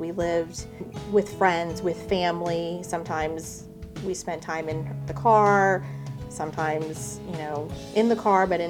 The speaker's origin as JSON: {"language": "English", "town": "Houston", "region": "Texas", "country": "United States", "tie": "born or raised there", "said": "I was born and raised in Houston, Texas."}